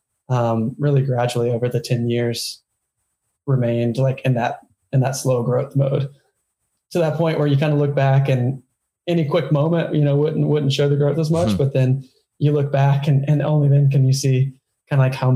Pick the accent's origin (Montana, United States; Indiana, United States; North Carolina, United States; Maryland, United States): North Carolina, United States; Western; in my small hometown, in our small hometown where John grew up to, of, you know, 20,000 people or so in Western North Carolina